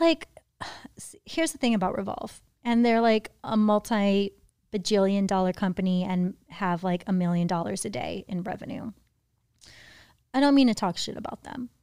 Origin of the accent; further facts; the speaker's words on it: Hawaii, United States; now in Los Angeles, United States; I grew up in Hawaii